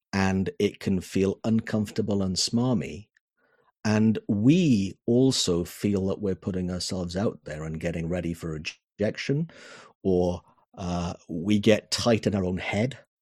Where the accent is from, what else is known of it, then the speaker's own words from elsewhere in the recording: Wales, United Kingdom; Wales, the country of my birth, the country of my heart